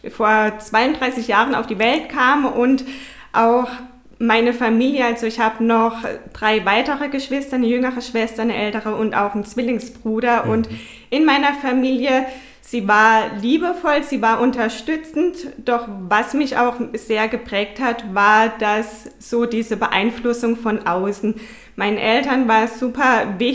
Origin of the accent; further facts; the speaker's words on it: Herbolzheim, Baden-Württemberg, Germany; Ja, ich komme aus Herbolzheim, wohne mit meinem Partner Stefan Kruse.